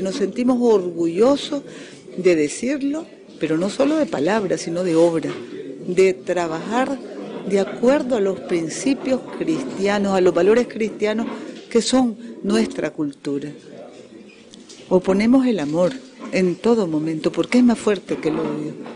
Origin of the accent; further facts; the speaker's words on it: Nicaragua; Aquí todos somos nicaragüenses y todos somos familia